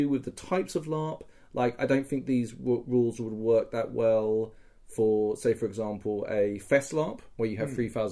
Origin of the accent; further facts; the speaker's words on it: United Kingdom; I'm British